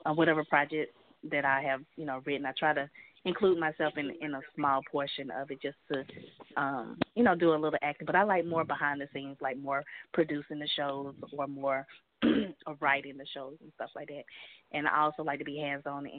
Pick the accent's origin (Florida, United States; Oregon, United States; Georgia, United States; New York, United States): Georgia, United States; Athens; I'm from Athens, Georgia.